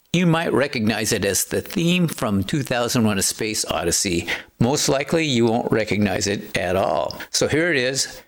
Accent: Aberdeen, Washington, United States; my hometown, Aberdeen, Washington

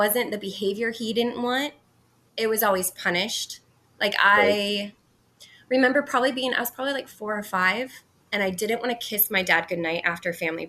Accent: Southern California, United States; So I grew up in Southern California, in kind of a smaller like city for California, mm-hmm. but big compared to other places.

